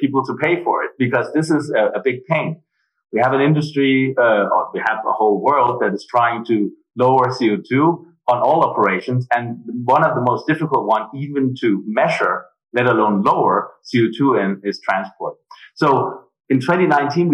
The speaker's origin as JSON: {"language": "English", "country": "Denmark", "also_born_or_lived": "Germany", "moved": "as an adult", "lives_now": "Berlin, Germany", "said": "I'm originally from Denmark. I moved to Germany right after my studies"}